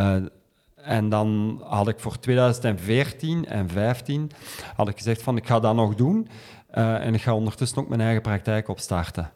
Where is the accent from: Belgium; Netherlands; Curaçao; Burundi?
Belgium; Kempen, Flanders; ik ben van de Kempen afkomstig.